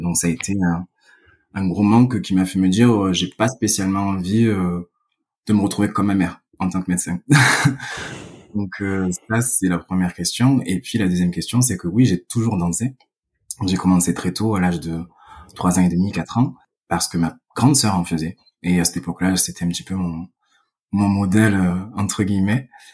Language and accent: French; Vitrolles, Provence-Alpes-Côte d'Azur, France; accent: southern French; moved away as an adult; now in Paris, France; je suppose que ça s'entend, mais je suis originaire du sud de la France, euh, plus exactement Vitrolles